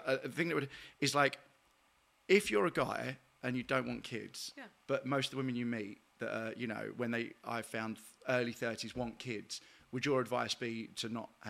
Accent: London, United Kingdom; From here, from

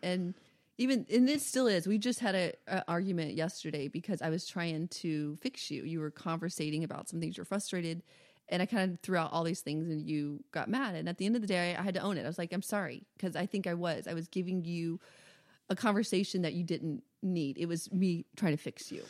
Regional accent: the South, United States; I'm from the South

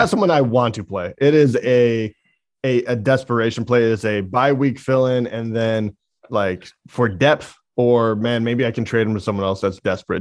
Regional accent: Michigan, United States; we're from Michigan

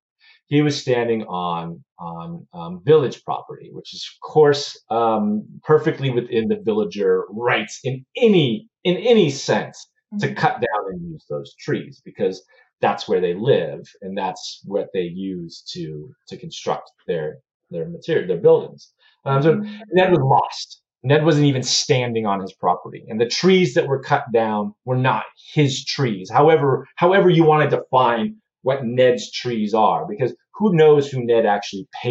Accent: United States; I'm an American

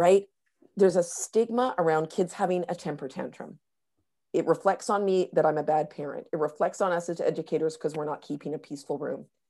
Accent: North Vancouver, British Columbia, Canada; in my hometown of, of North Vancouver right now

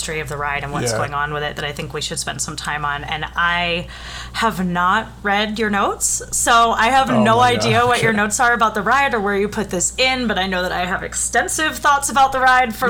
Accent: East Coast, United States; moved away as an adult; also born or lived in Santa Ana, California; I grew up on the East Coast, so we were always in Florida. I spent a long time in California. I went to grad school in, like, right next to Anaheim. I lived in Santa Ana.

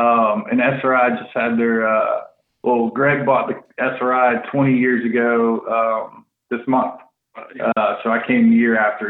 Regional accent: West Virginia, United States; moved away; It's because we're from West Virginia, and all when I first moved here, it just, yeah, some for some reason, they thought we liked goats.

